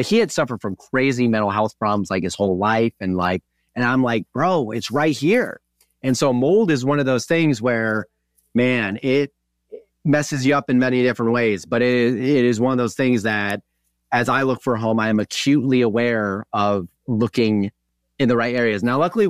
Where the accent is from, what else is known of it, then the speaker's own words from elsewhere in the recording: Wisconsin, United States; also born or lived in Kansas; Yeah, and I grew up in Wisconsin, but I lived in southern or midwestern Kansas for a while.